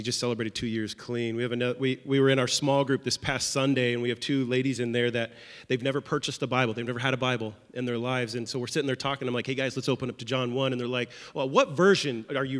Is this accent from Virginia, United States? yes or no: no; Seattle, Washington, United States; moved away as an adult; now in Nashville, United States; we are originally from Seattle, Washington